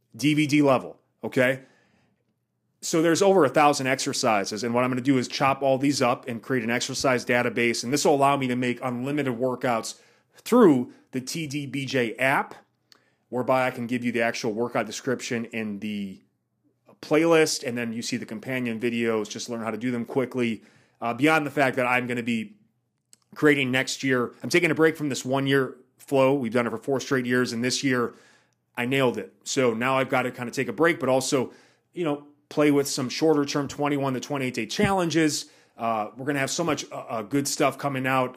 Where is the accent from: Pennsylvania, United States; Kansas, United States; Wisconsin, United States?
Wisconsin, United States; moved away; I'm from Wisconsin, so I know what that's like during the winters